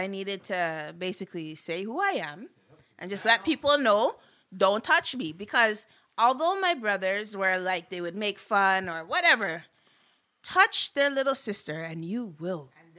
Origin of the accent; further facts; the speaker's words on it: Vanier, Ontario, Canada; So growing up in Vanier, it's like you needed to get a tough skin.